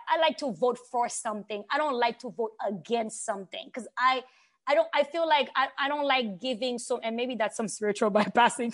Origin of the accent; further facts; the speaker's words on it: Haiti; English is a second language; now in United States; I grew up in Haiti.